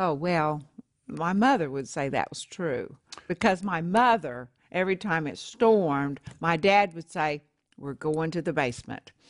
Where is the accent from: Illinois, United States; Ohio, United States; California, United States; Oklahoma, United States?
Oklahoma, United States